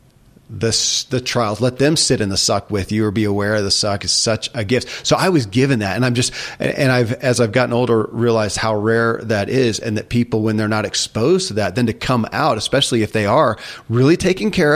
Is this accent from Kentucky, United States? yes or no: yes; Kentucky, United States; I grew up in Kentucky